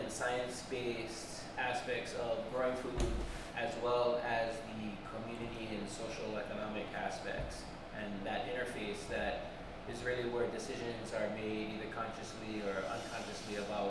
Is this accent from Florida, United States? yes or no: no; Waimanalo, Hawaii, United States; also born or lived in West Africa; I'm from Waimanalo, and Waimanalo is an agricultural community